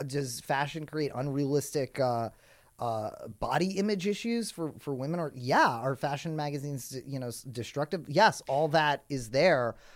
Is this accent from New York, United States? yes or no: yes; New York City, New York, United States; I grew up in New York City